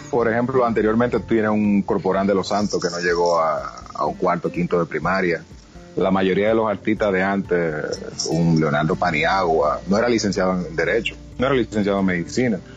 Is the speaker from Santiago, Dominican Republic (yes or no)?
yes; Santiago, Dominican Republic; Yo me crié en Catanga los míos.